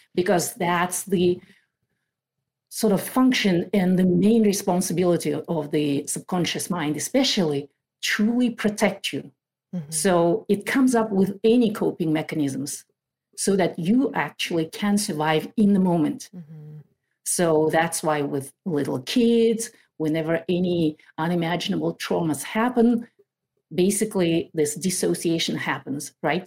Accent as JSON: {"language": "English", "country": "Kazakhstan", "moved": "as an adult", "lives_now": "Maple Valley, United States", "said": "I lived in that country through 2012. In August 2012, we moved to the US"}